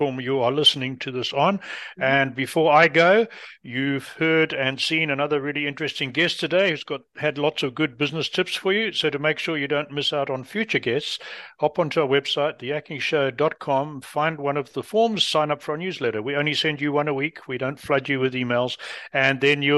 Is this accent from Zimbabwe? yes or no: yes; Zimbabwe; also born or lived in Britain; now in North America; I spent most of my life in Africa, but born in Britain and educated in a very British-oriented school in a country called Rhodesia, and brought up in the British stiff upper lip